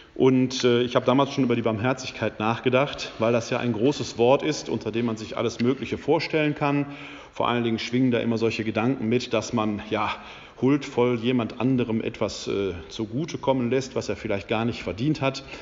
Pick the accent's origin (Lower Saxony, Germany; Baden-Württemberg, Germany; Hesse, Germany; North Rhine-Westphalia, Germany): North Rhine-Westphalia, Germany; Essen; moved away; also born or lived in Wuppertal / Bochum / Munich / Bonn; Ich äh, bin gebürtig aus dem Ruhrgebiet, aus der Stadt Essen. Das hört man mir ab und zu noch